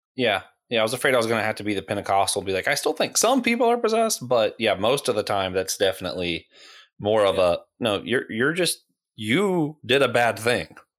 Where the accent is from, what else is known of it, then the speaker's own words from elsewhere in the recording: Florida, United States; moved away; also born or lived in Tennessee; I was born in Tennessee. I grew up in Florida.